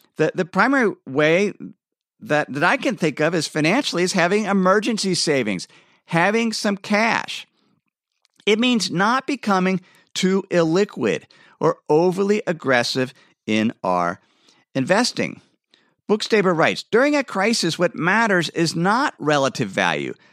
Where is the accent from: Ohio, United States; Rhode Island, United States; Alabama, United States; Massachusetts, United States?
Ohio, United States; moved away as an adult; now in Idaho, United States; I grew up in Ohio, where there was plenty of rain